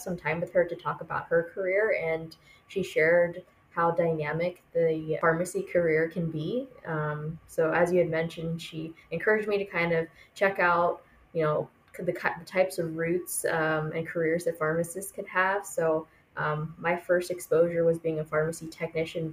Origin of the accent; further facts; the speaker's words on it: Fullerton, California, United States; moved away as an adult; also born or lived in Irvine, California / San Francisco, California; I grew up in Southern California, specifically Fullerton is where I went to middle school and high school.